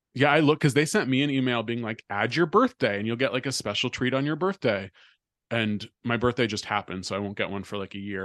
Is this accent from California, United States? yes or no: yes; California, United States; I'm from California